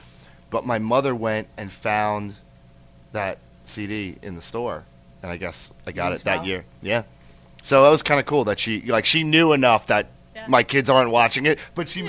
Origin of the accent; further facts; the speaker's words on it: New York, United States; I'm from here in New York.